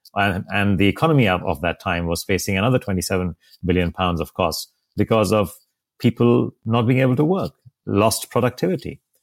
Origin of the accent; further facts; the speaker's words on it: India; also born or lived in Mumbai; my home country in India